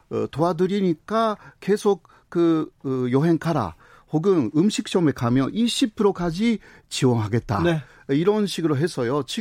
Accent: south of Tokyo, Japan; Korean is a second language; 저는 저는 도쿄 조금 남쪽이죠.

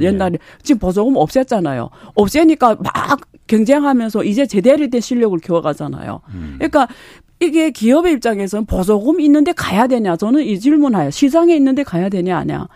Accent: China; now in South Korea; 저라는 사람 놀랍게도 사회주의 중국에서 왔잖아요.

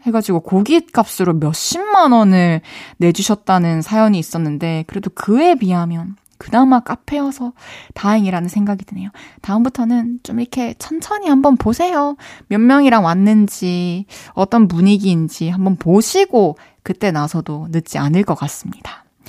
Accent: Changwon, South Gyeongsang, South Korea; moved away as an adult; also born or lived in Busan; now in Seoul, South Korea; 어렸을 때부터 이제 막 마산에서 초중고 다니고 또 대학교는 또 부산에서 다니다 보니까

